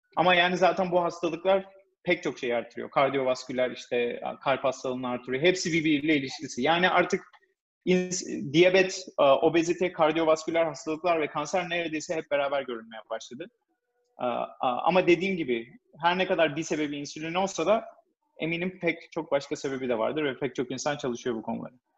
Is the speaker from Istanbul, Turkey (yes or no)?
no; İzmir, Turkey; moved away as an adult; also born or lived in Ankara / New York, United States; now in United States; Ben İzmir doğumluyum